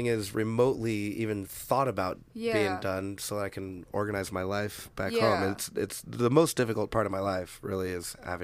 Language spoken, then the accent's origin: English; Portland, Oregon, United States; moved away as an adult; now in Melbourne, Australia; I live in Melbourne, Australia, but I was born in Portland